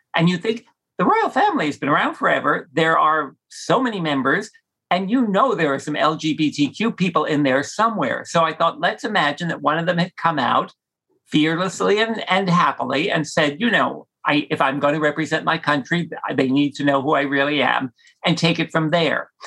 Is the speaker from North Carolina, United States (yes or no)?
no; New Jersey, United States; growing up in Jersey